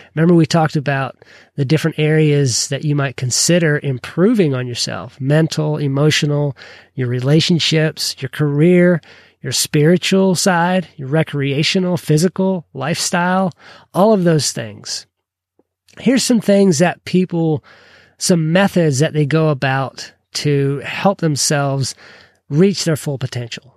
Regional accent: Kentucky, United States; I'm from Kentucky

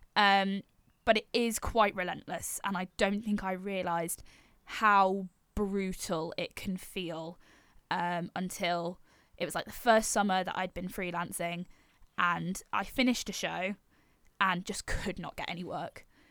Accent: Yorkshire and the Humber, United Kingdom; I'm originally from North Yorkshire

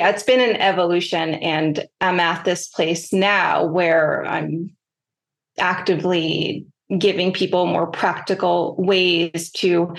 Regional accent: New York City, New York, United States; growing up in New York City

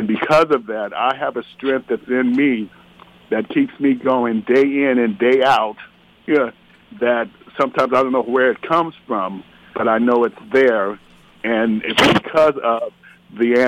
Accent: Arizona, United States; I'm originally from Arizona

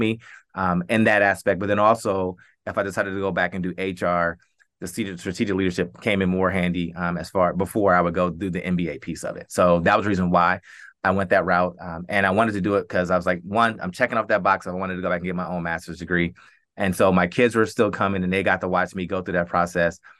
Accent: Columbus, Ohio, United States; born, born and raised in Columbus

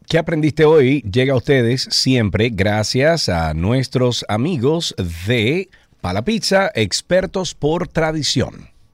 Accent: Santiago de los Caballeros, Santiago, Dominican Republic; nosotros somos de Santiago. Ernesto vivía en la calle Puerto Rico y yo vivía en la calle Ponce

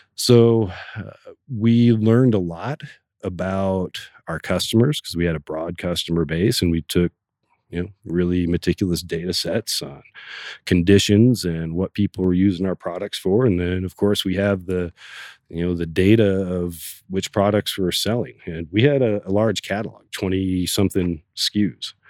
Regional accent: Oregon, United States; growing up in Oregon

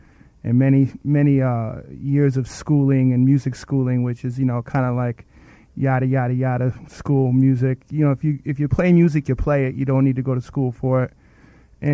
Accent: Syracuse, New York, United States; I'm originally from Syracuse, New York.

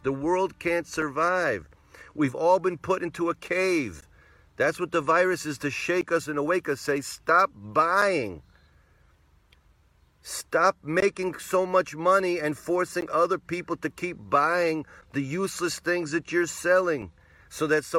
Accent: New England, United States; where I grew up in New England, which was New England?

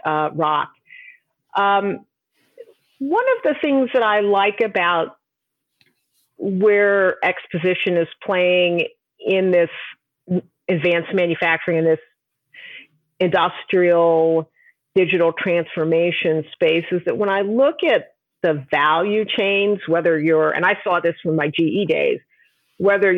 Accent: New York, United States; I'm originally from New York

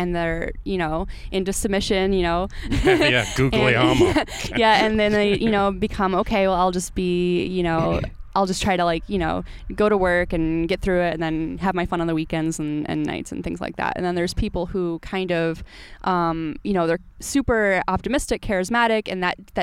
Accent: Syracuse, New York, United States; I grew up in Syracuse

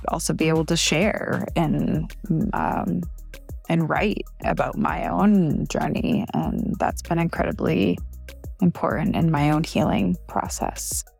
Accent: Portland, Maine, United States; I'm from Portland, Maine

